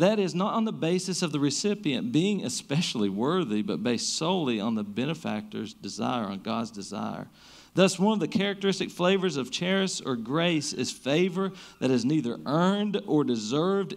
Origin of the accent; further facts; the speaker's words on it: Eastern Kentucky, United States; we grew up in Eastern Kentucky, most of us are in the Bible Belt